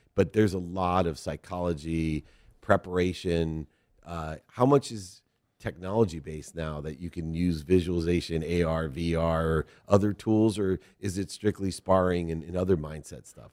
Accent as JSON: {"language": "English", "region": "Ohio", "country": "United States", "tie": "born or raised there", "moved": "yes", "said": "we're both from Ohio originally, born there"}